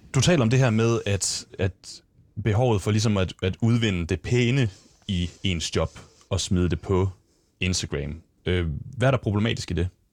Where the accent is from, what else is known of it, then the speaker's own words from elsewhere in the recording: Lemvig, Central Denmark Region, Denmark; moved away; der ligger hjemme i Lemvi, hvor det er, jeg kommer fra